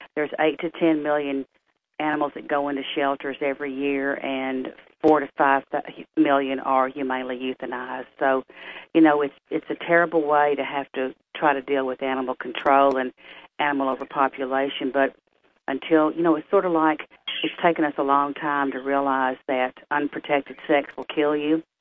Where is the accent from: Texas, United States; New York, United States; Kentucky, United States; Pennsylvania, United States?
Texas, United States; Tyler; being born and raised in Tyler